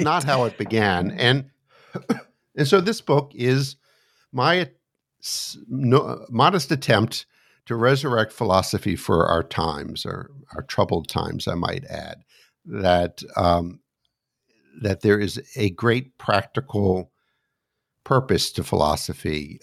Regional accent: United States; also born or lived in suburb of Washington, D.C.; as an American sitting here looking out my window in the suburb of Washington, D C

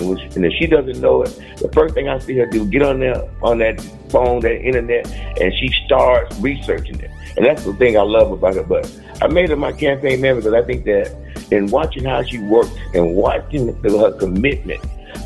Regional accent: Homestead, Florida, United States; I grew up in a homestead, Florida city.

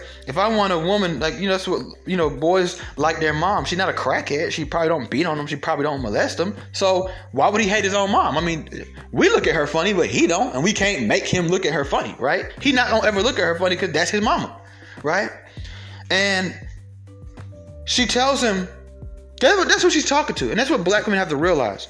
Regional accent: Atlanta, Georgia, United States; I'm being from Atlanta

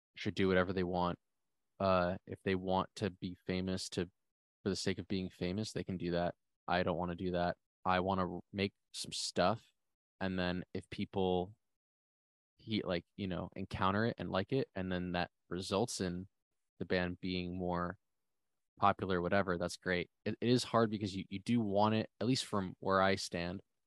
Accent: New Jersey, United States; I'm from New Jersey

